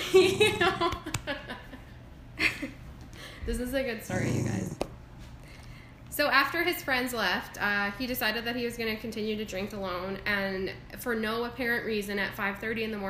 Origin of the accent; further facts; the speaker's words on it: Airdrie, Alberta, Canada; I grew up in Airdrie as well